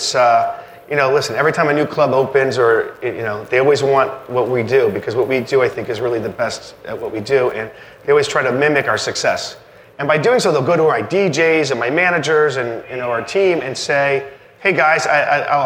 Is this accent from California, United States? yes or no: no; Naples, Florida, United States; I'm from Naples, Florida